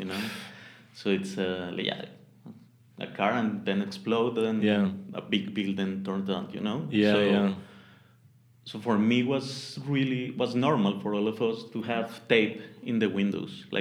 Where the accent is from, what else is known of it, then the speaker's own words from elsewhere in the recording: Bogota, Colombia; English is a second language; also born or lived in Mexico City, Mexico; I grew up in Bogota. I born in Mexico, Mexico City.